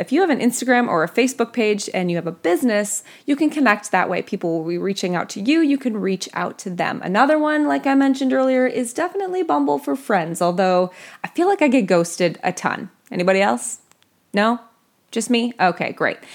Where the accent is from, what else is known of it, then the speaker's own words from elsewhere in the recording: Minnesota, United States; I grew up in Minnesota